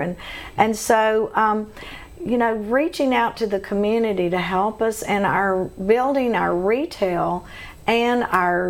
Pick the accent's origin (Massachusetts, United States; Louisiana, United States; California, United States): Louisiana, United States; Shreveport; growing up in Shreveport